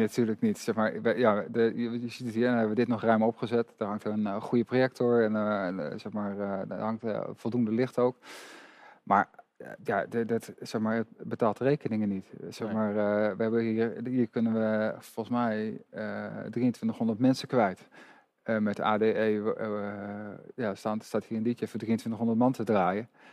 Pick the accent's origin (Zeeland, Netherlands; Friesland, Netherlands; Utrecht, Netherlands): Utrecht, Netherlands; Amersfoort; een stadsgenoot, ik ben ook Amersfoorter.